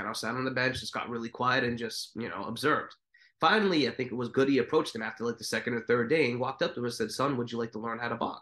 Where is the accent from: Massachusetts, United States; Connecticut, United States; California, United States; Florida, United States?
Massachusetts, United States; I'm from Massachusetts